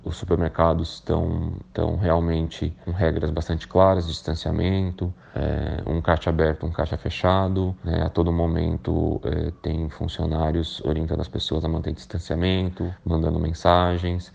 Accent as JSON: {"language": "Portuguese", "country": "Brazil", "moved": "as an adult", "lives_now": "Portugal", "said": "eu sou brasileiro, mas eu moro em Portugal há um ano e três meses"}